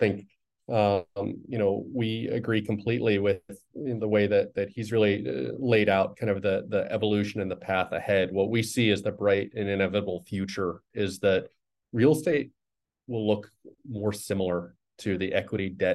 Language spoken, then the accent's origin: English; Chicago, Illinois, United States; moved away; I'm originally from Chicago